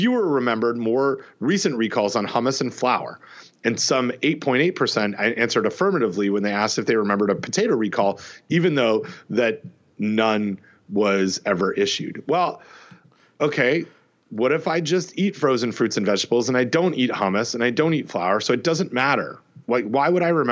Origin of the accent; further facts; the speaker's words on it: Canada; I grew up in Canada